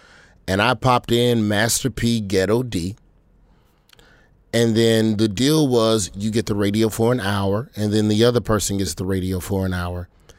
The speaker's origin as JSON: {"language": "English", "region": "the South", "country": "United States", "said": "And so, you know, being a Southerner, this was not something that had permeated its way, at least not as a 16, 17-year-old, you know, in 96."}